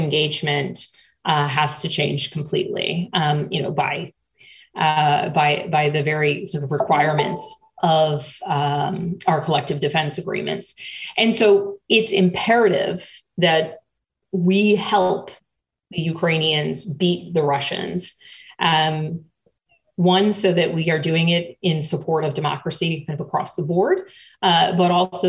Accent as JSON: {"language": "English", "country": "United States", "said": "as an American and as an American legislator"}